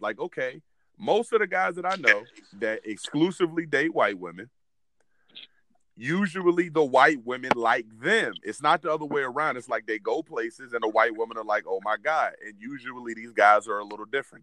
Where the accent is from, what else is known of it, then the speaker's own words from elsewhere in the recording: Williamsburg, Virginia, United States; where we grew up, we grew up in Williamsburg, Virginia